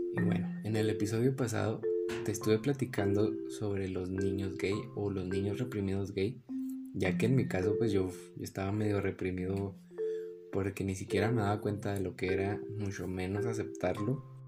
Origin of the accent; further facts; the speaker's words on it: Hidalgo del Parral, Chihuahua, Mexico; nací en, en Parral y nos tuvimos que mudar a Chihuahua